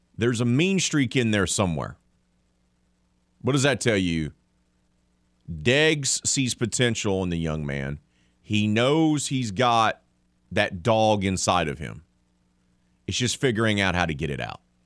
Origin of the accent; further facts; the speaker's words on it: United States; arrogant American.